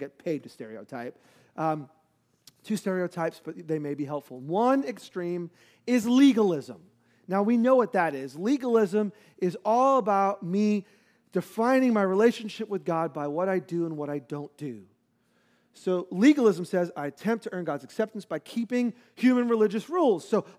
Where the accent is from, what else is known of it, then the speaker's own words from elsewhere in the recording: New York, United States; And so I will never forget hot growing up in New York, hot and humid